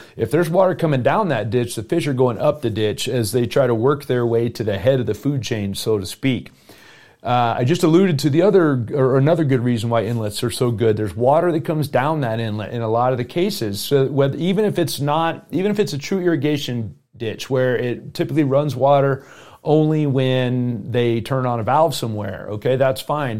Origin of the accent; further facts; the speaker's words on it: South Florida, United States; now in Colorado, United States; I grew up in South Florida